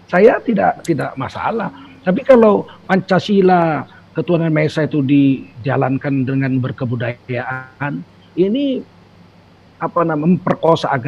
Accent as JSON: {"language": "Indonesian", "town": "Medan", "region": "North Sumatra", "country": "Indonesia", "said": "kalau saya orang Medan ya Tengku Bangsawan ya dari"}